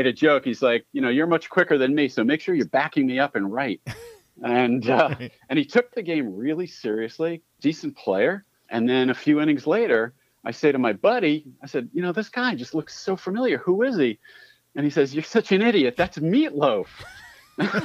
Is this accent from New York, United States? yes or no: yes; Long Island, New York, United States; I grew up on Long Island